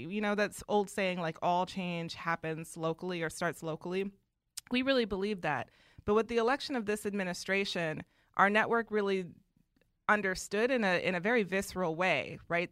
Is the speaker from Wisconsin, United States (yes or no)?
yes; Milwaukee, Wisconsin, United States; I grew up in Wisconsin